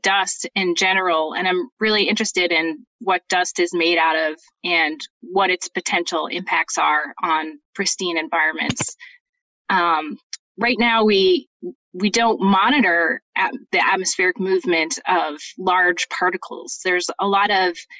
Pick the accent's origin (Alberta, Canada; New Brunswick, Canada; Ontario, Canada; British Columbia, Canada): British Columbia, Canada; moved away as an adult; also born or lived in Montreal, Canada / Boulder, Colorado, United States; now in Utah, United States; I was born in Montreal, and then my family moved to British Columbia, where I did finished my first two degrees at Simon Fraser University